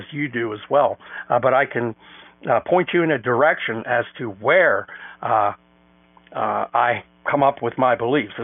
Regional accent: United States; we as white American taxpayers

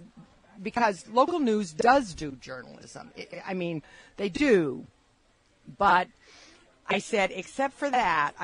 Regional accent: Michigan, United States; now in Pittsburgh, United States; I'm not from Alabama. I'm from Michigan. My family's all from New England

